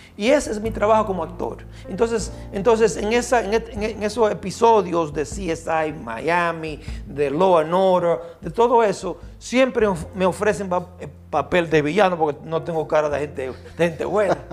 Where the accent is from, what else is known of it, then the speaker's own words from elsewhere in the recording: Baitoa, Santiago, Dominican Republic; nací en Baitoa, Santiago.